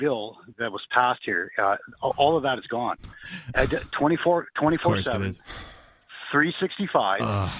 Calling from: Canada; now I'm calling from Canada.

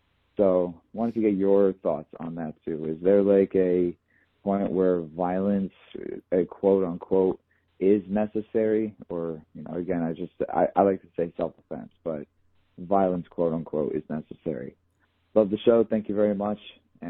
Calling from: New York, United States; Hey, Owen, this is …. I'm calling from New York, and I got a...

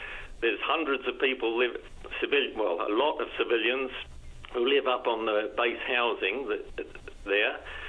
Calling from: Happy Valley-Goose Bay, Newfoundland and Labrador, Canada; I'm calling from Goose Bay.

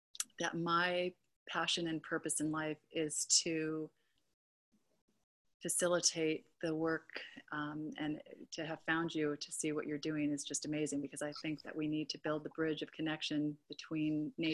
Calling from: Los Angeles, California, United States; I'm here from Los Angeles, California.

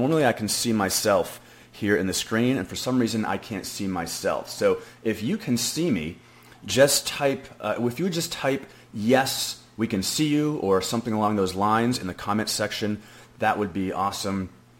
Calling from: Frisco, Texas, United States; And I'm actually coming from Frisco, Texas, which is just outside of Dallas, Texas.

